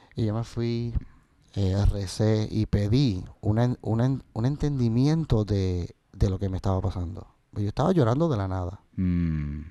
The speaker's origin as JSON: {"language": "Spanish", "country": "Puerto Rico", "said": "mis raíces como, como puertorriqueño de la décima"}